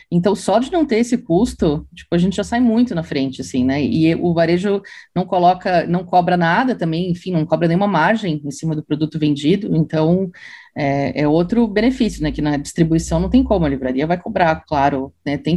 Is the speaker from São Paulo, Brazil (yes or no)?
no; Santa Catarina, Brazil; Eu sou catarinense.